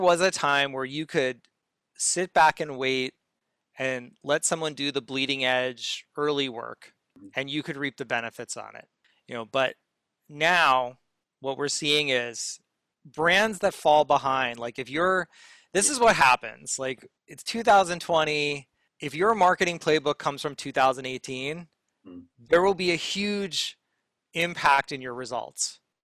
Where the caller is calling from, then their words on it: New York City, New York, United States; I am calling from Brooklyn, New York.